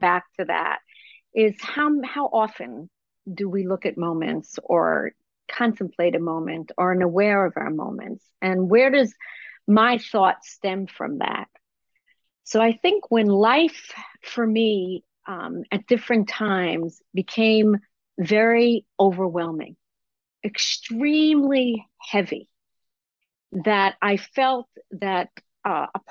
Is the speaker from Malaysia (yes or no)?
no; Israel; I grew up in Israel under the cloud of the Holocaust